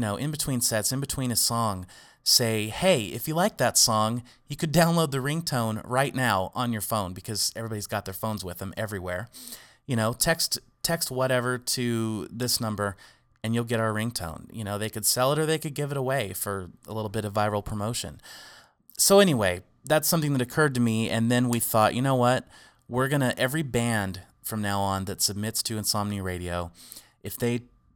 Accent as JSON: {"language": "English", "town": "Arroyo Grande", "region": "California", "country": "United States", "tie": "born or raised there", "said": "my hometown in Arroyo Grande"}